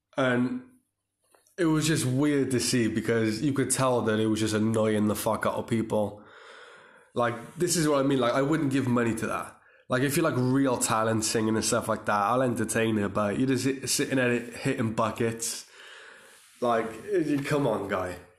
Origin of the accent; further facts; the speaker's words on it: Cardiff, Wales, United Kingdom; the Motor Point Arena in my hometown